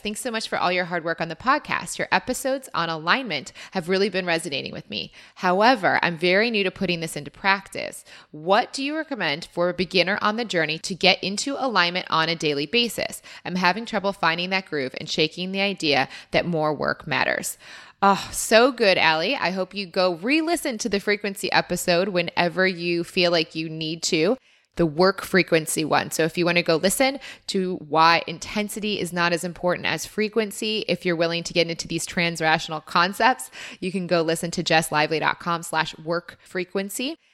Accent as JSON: {"language": "English", "country": "United States", "moved": "yes", "lives_now": "Australia", "said": "as an American"}